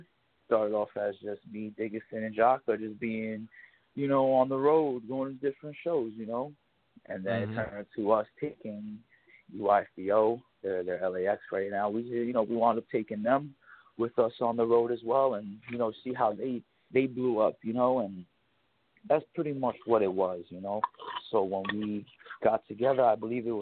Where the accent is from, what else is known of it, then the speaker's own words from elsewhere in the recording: New York, United States; We're from New York